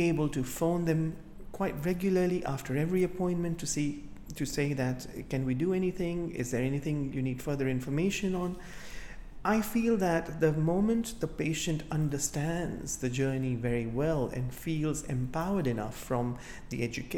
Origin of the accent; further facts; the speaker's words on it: Kenya; now in United Kingdom; I come from Africa myself, from Kenya, and for many years, whilst I have grown up as a child